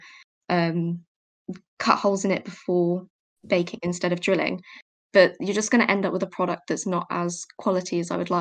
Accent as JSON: {"language": "English", "area": "Cornwall", "region": "South West England", "country": "United Kingdom", "moved": "as an adult", "said": "I'm only from Cornwall normally, so I am literally just over the bridge"}